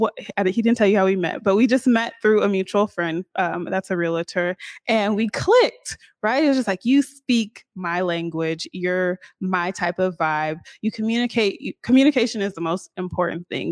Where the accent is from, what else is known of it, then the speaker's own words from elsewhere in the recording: Seattle, Washington, United States; I'm from here